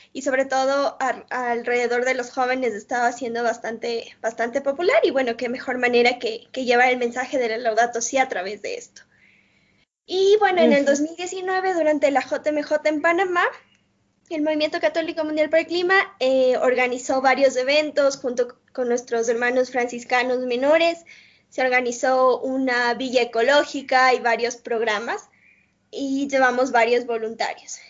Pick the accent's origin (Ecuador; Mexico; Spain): Ecuador; soy de Ecuador